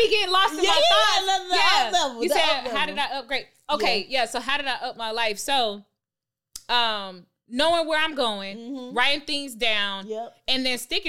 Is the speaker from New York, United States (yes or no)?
no; Stone Mountain, Georgia, United States; I'm a real native from Atlanta. Yeah, so I was born and raised, like, I'm east side. Like, I'm from Stone Mountain